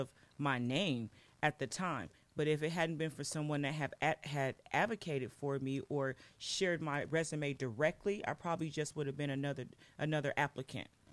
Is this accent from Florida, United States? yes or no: no; Los Angeles, California, United States; now in Portland, United States; I was born in Los Angeles, California